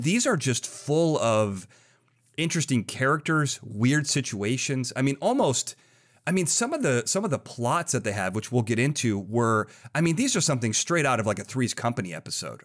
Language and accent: English; Illinois, United States; I grew up in Illinois right next to a town called Lyle